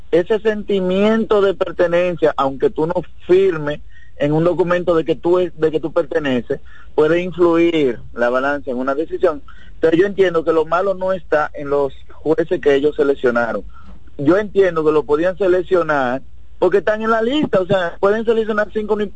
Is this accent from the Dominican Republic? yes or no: yes; Dominican Republic; also born or lived in Santiago; esa es mi percepción como dominicano